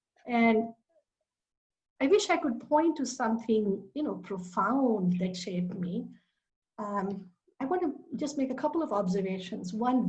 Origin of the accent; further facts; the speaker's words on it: India; English is a second language; I grew up in India, of course. I grew up all over India. My dad was a government employee for the government-owned oil company. So I was born in the north, went to school on the west coast, and pretty much lived in most of the major cities.